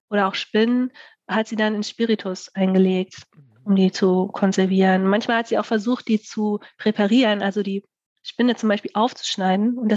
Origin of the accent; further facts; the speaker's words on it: Bremen, Germany; komme halt äh, aus Bremen.